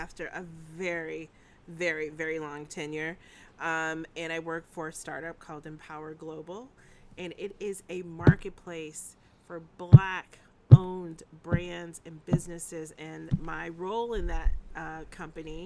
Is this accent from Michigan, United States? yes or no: yes; Ann Arbor, Michigan, United States; moved away as an adult; I grew up in the bustling metropolis of Ann Arbor, Michigan